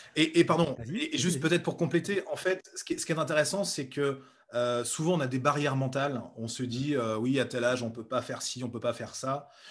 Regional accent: Bourges, Centre-Val de Loire, France; moved away as an adult; also born or lived in Nevers; je suis né à Nevers et j'ai vécu 22 euh, ans à Bourges

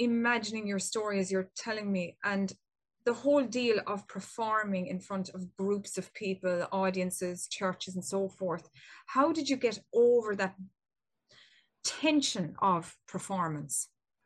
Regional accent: Ireland; I'm from Ireland

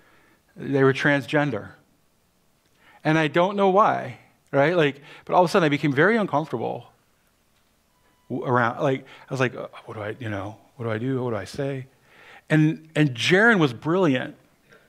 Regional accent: Cleveland, Ohio, United States; Growing up in Cleveland, Ohio

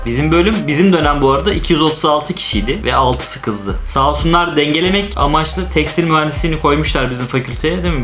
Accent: Ankara, Turkey; moved away as an adult; also born or lived in Istanbul; Liseyi orada okuduğum için ve doğma büyüme Ankaralı olduğum için.

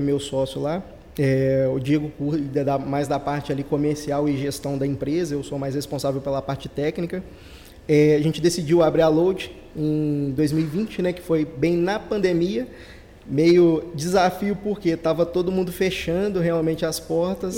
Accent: Ubá, Minas Gerais, Brazil; a gente é de Minas, né, de Ubá, interior de Minas

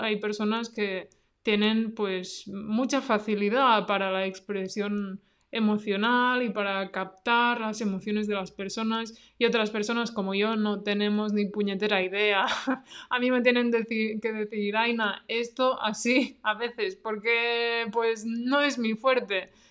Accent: near Barcelona, Catalonia, Spain; yo pues soy de Cataluña, ¿no? De cerca de Barcelona

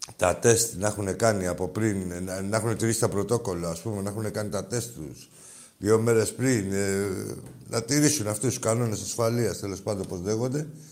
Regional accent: Piraeus, Attica, Greece; μεγάλωσα στην Αγία Σοφιά, έτσι στα μανιάτικα

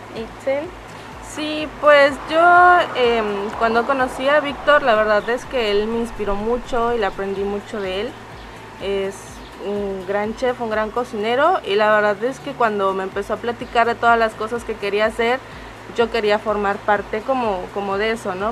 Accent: San Pedro Pochutla, Oaxaca, Mexico; Yo soy de San Pedro Pochutla

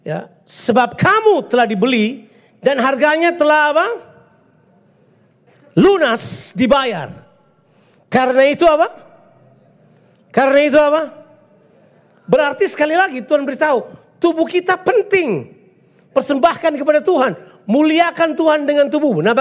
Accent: Ambon, Maluku, Indonesia; Oke saya suka menyanyi, saya orang Ambon.

